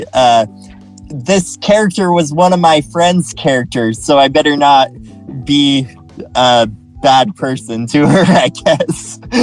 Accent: Utah, United States; also born or lived in San Antonio, Texas; I'm from Utah.

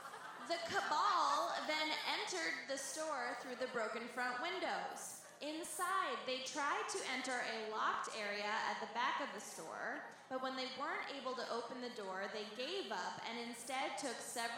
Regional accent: Denver, Colorado, United States; Fuck the Springs, we're from Denver.

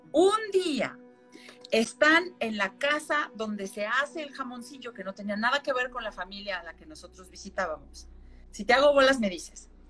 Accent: Xalapa, Veracruz, Mexico; moved away as an adult; now in Mexico City, Mexico; yo nací en Jalapa, Veracruz. Allá crecí hasta los 18, casi 19 cuando me vine a vivir acá, al entonces Distrito Federal

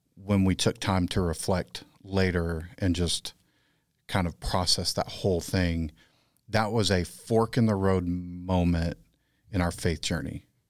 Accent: Texas, United States; moved away; I'm the Texan.

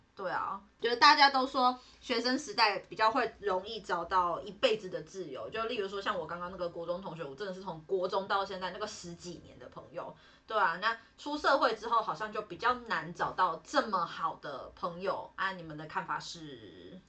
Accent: Nantou County, Taiwan; moved away; 然后他们家跟我们家刚好都在南投那里

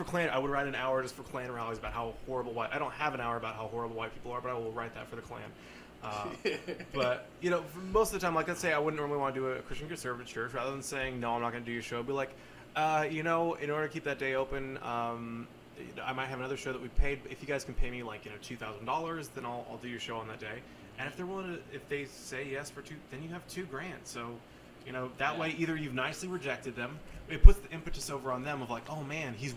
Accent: Oregon, United States; moved away; I grew up in Oregon

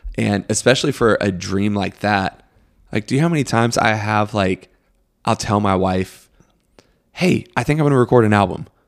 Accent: Greenville, South Carolina, United States; also born or lived in Chapel Hill, North Carolina; We moved here, uh, to Greenville when I was, like, three in nineteen ninety-one.

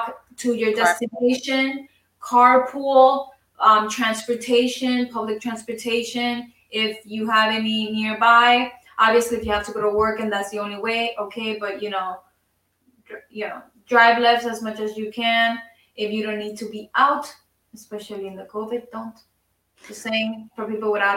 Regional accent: Puerto Rico; moved away; I grew up in Puerto Rico

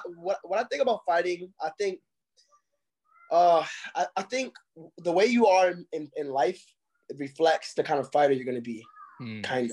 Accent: Waterbury, Connecticut, United States; also born or lived in New York; I was born in New York. I was raised in Connecticut in a little town called Waterbury, Connecticut

